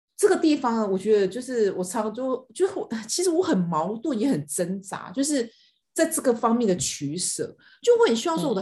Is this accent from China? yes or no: no; Taiwan; 我们是台湾人